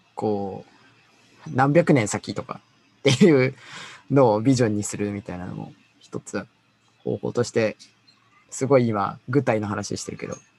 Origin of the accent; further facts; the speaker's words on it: Gifu, Japan; 僕はね、岐阜岐阜県出身